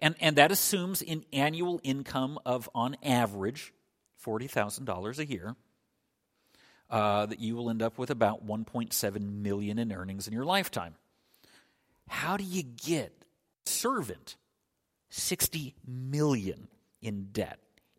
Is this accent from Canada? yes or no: no; Scotland, United Kingdom; born there; as most of you know, I was born in Scotland.